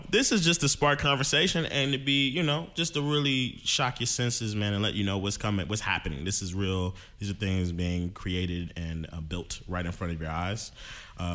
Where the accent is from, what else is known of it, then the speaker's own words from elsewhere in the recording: Ohio, United States; I'm from Ohio.